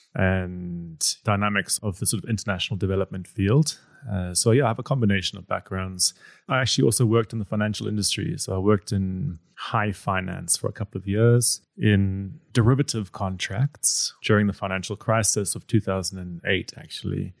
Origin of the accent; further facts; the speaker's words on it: South Africa; I come from South Africa